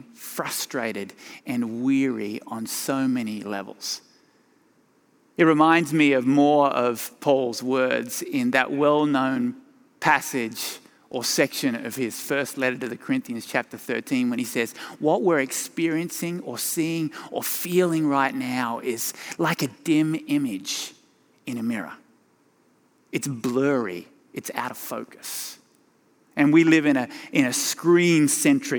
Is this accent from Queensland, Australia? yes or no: no; Tasmania, Australia; moved away as an adult; also born or lived in Sydney, Australia; now in Colorado, United States; My accent originated in my home state of Tasmania